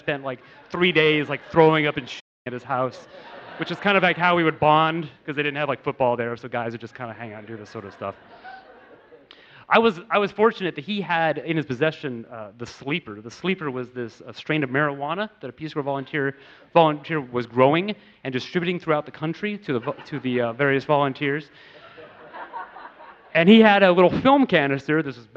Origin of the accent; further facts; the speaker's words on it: United States; growing up in America with like Richard Scarry and Lowly Worm